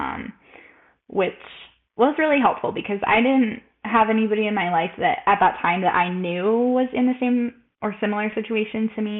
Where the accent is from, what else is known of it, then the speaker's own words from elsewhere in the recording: El Paso, Texas, United States; moved away as an adult; also born or lived in Baltimore, Maryland; I'm 25. I grew up in El Paso, Texas, and I lived in Baltimore for 5 years